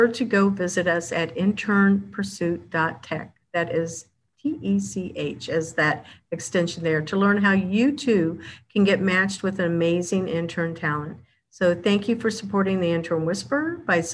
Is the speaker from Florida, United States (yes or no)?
no; Kansas, United States; now in Orlando, United States; I was born in Kansas